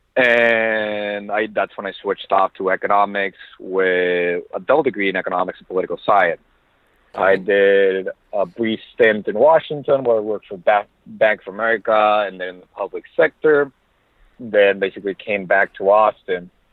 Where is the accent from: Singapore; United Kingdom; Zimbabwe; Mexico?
Mexico; Monterrey, Nuevo León; English is a second language; moved away as an adult; now in United States; I was born originally in Monterrey, Mexico, so that's basically three hours south from Laredo